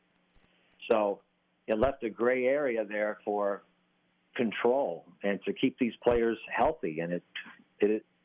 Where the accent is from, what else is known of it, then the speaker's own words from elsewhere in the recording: Sioux City, Iowa, United States; I grew up in Sioux City, Iowa